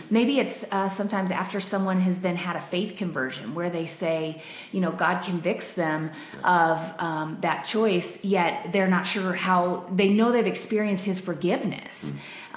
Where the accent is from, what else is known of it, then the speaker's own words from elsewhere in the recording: Denver, Colorado, United States; I grew up in Denver, and I've always loved it here